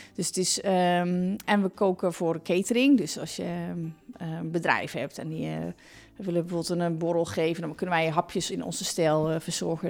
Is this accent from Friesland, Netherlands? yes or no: no; Ommen, Overijssel, Netherlands; moved away as an adult; also born or lived in Zwolle / Arnhem; now in Achterhoek, Netherlands; ik kom uit Ommen. Daar ben ik geboren.